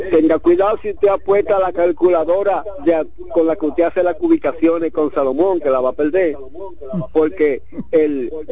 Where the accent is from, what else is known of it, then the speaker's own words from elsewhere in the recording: Dominican Republic; also born or lived in Santiago; esa es mi percepción como dominicano